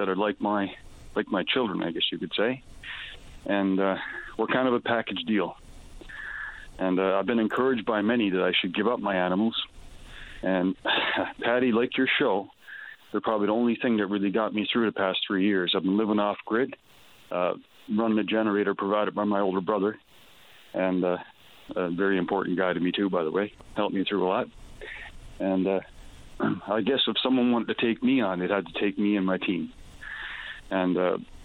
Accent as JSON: {"language": "English", "region": "Newfoundland and Labrador", "country": "Canada", "also_born_or_lived": "Alberta", "said": "I was from Newfoundland."}